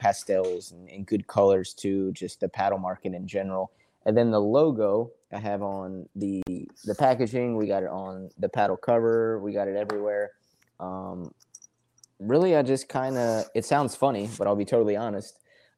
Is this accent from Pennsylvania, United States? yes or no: yes; Philadelphia, Pennsylvania, United States; now in Charleston, United States; I'm from Philly originally. I live in Charleston, South Carolina now.